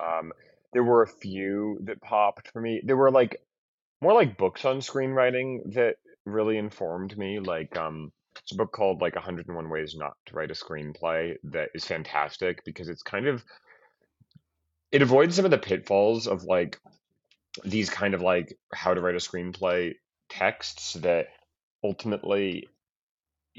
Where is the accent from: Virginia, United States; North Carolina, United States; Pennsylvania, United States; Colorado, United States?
Colorado, United States; Boulder; there was a video store in my hometown of Boulder